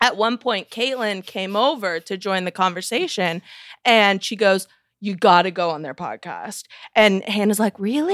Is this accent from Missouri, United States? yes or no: yes; Missouri, United States; I'm from Missouri